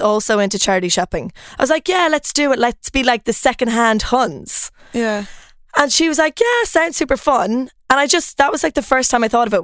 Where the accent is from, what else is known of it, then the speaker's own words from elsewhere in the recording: Ireland; moved away as an adult; also born or lived in Lund, Sweden / Copenhagen, Denmark; now in Stockholm, Sweden; I'm Irish. Um, I don't know if you can tell from the accent.